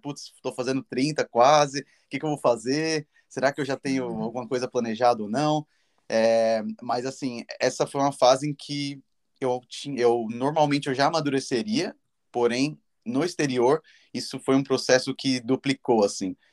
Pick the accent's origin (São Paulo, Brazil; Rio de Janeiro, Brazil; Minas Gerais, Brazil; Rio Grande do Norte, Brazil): São Paulo, Brazil; moved away as an adult; now in Dublin, Ireland; Sou de São Paulo e estou vivendo já